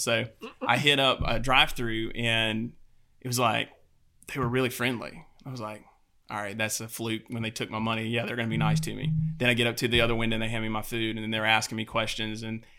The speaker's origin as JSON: {"language": "English", "region": "the South", "country": "United States", "tie": "born or raised there", "said": "growing up in the South, you're kind of used to Southern, you know, hospitality."}